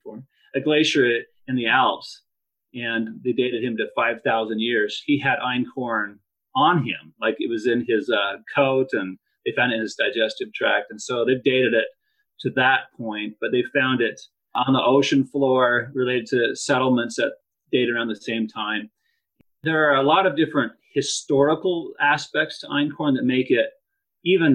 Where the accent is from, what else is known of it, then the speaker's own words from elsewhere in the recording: Idaho, United States; also born or lived in Provo, Utah; I grew up on a farm here in Idaho and just loved the farm lifestyle